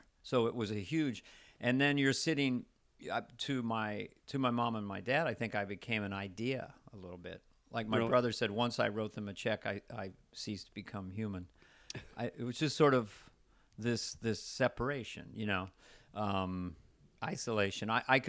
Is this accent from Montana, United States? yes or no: yes; Montana, United States; now in Hollywood, United States; I'm from Montana originally